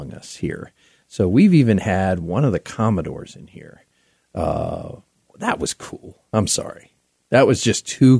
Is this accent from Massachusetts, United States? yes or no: no; Wheeling, West Virginia, United States; now in Colorado, United States; two people from Wheeling, West by God, Virginia